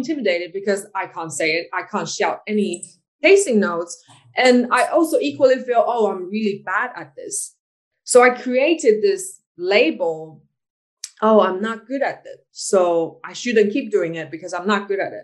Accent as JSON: {"language": "English", "country": "Taiwan", "said": "I'm from Taiwan."}